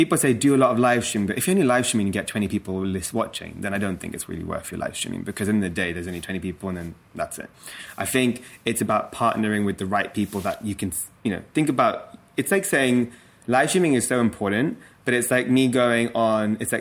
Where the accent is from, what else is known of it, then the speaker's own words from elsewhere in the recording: London, United Kingdom; that's my hometown